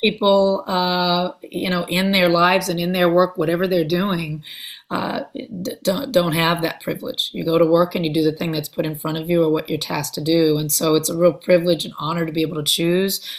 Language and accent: English; Compton, California, United States; I am from Los Angeles, I'm from Compton